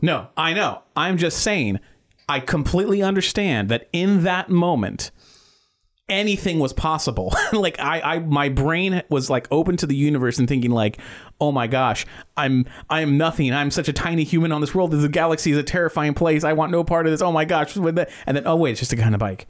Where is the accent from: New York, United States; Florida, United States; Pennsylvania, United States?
Florida, United States; Titusville; I grew up in Titusville, Florida.